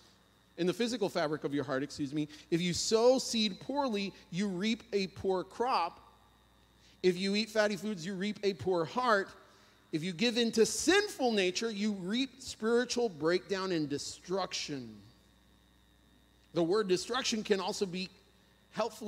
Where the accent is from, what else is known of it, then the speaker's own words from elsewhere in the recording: Puerto Rico; moved away; I'm from Puerto Rico